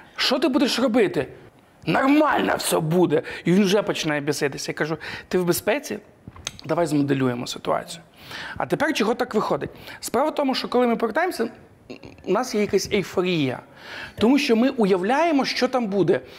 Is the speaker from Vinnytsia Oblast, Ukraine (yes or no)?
no; Ivano-Frankivsk Oblast, Ukraine; я з Івано-Франківської області